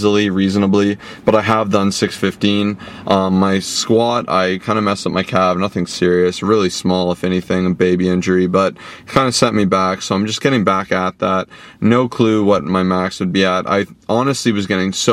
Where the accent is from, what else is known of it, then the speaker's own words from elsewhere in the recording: Toronto, Ontario, Canada; We're from Toronto